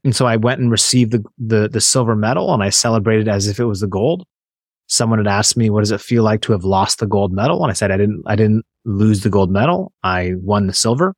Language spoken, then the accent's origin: English; Seattle, Washington, United States; I grew up in Seattle